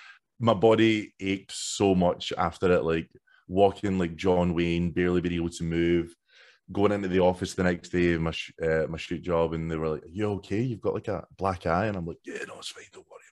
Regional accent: Scotland, United Kingdom; Like I'm from Silcoach, so the only other what became a huge deal was Gredo. I grew up like 2 minutes away from Gredo, effectively.

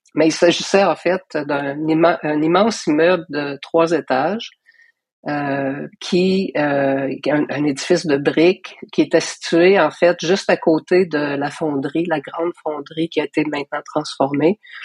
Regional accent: Gatineau, Quebec, Canada; also born or lived in Paris, France; j'ai grandi à Hall

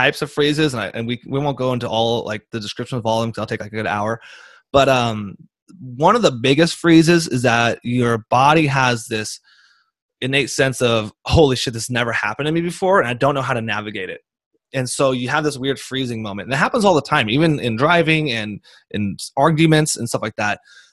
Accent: United States; I'm from America

